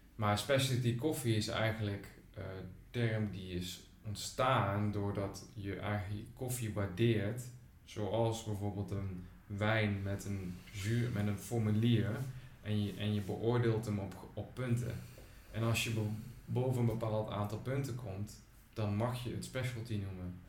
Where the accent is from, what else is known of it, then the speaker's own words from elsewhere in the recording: Groesbeek, Gelderland, Netherlands; ik kom zelf uit Groesbeek bij Nijmegen